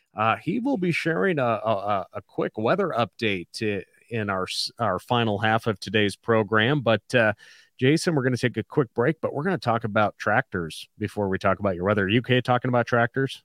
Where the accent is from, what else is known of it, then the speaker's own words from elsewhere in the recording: hometown of KMON 560, Montana, United States; five sixty K M O N. that's my hometown station